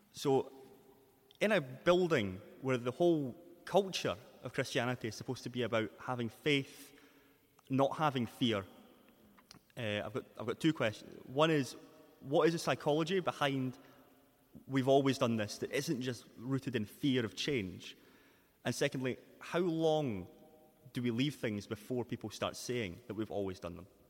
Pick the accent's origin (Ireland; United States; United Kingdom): United Kingdom; Falkirk, Scotland; I'm from Falkirk